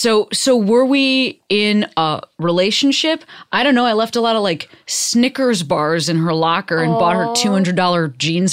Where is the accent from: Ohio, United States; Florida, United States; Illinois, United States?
Illinois, United States; Western Springs; Well, I'm from the western suburbs of Chicago. I'm from Western Springs, which is like kind of near I guess maybe Oak Park is the biggest.